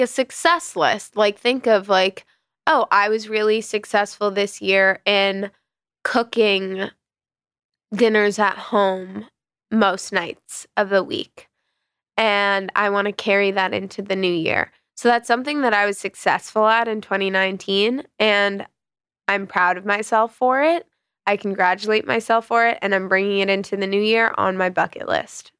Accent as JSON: {"language": "English", "region": "New York", "country": "United States", "tie": "born or raised there", "said": "I grew up in the West Village"}